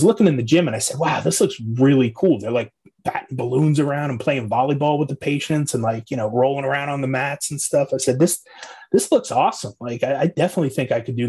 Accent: Islip, New York, United States; moved away; also born or lived in North Carolina; I'm from Islip, New York, originally out on Long Island there. Moved around a bunch in between

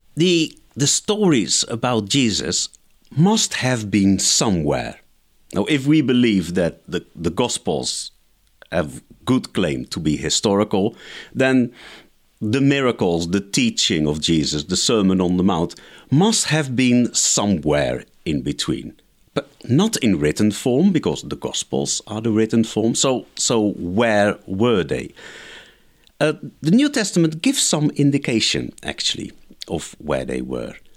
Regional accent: Netherlands; I grew up in the Netherlands

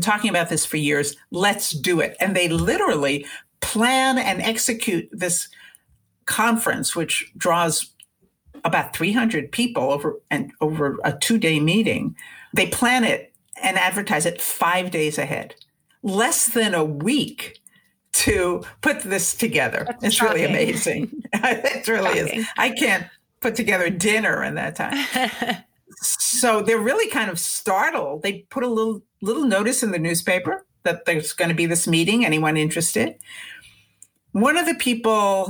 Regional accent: United States; I, as an American woman

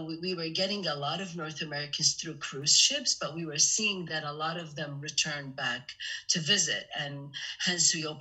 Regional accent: Malta; for a small nation, we have our own language

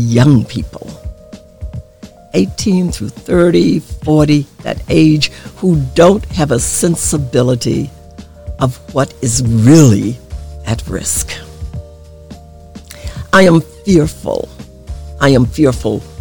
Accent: Arkansas, United States; moved away; I grew up in the South in Arkansas, right on the Mississippi River

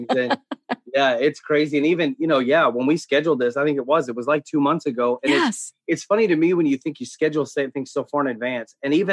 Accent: the South, United States; accent: Southern drawl; I grew up in, I'm as Southern as they get. Um, I grew up in the South. And so, and, and probably some of your listeners will hear the Southern draw.

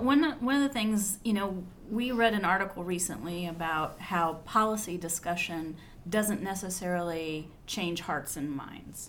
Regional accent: Fairfield County, Ohio, United States; we're both from Fairfield County, which is a county outside of Columbus, Ohio

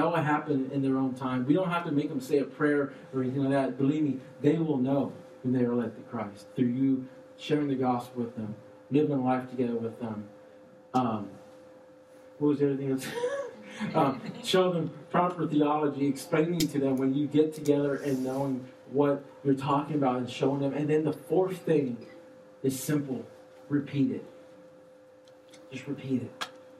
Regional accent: Austin, Texas, United States; we're from Austin, too.

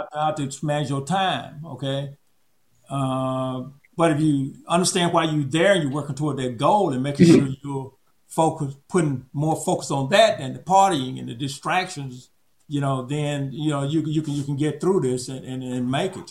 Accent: Auburn, Alabama, United States; moved away; I'm from Auburn, Alabama

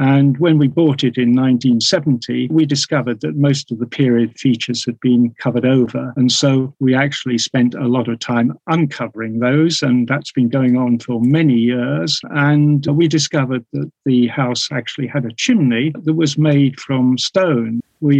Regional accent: Brighton, South East England, United Kingdom; moved away as an adult; also born or lived in London; now in Headbourne Worthy, United Kingdom; I was born in Brighton

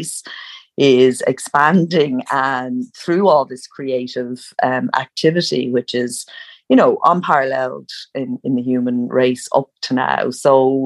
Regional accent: Ireland; I grew up in Ireland where writers were at a time where writers were all dead white males.

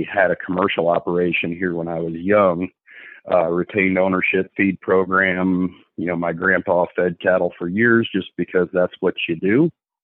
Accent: Little York, Illinois, United States; I'm from Little York, Illinois, born and raised here.

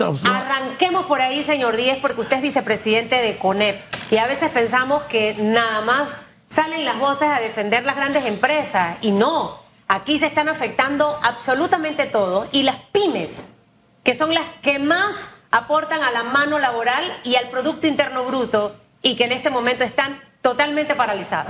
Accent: Panama; así somos los panameños

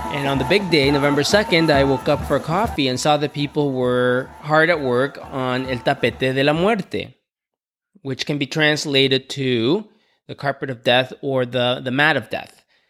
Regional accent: Canada; also born or lived in Mexico; Growing up in Canada

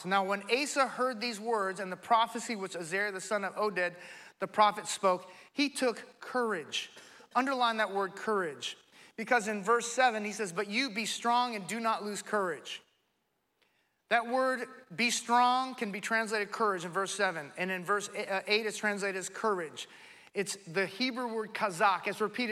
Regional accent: California, United States; in California, my home state

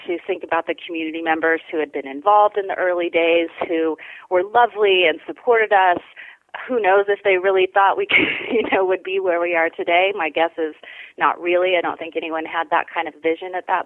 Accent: Grass Valley, California, United States; I was born here in Nevada County in Grass Valley

